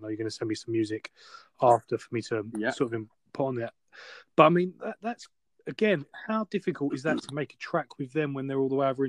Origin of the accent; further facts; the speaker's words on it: London, United Kingdom; I'm from London myself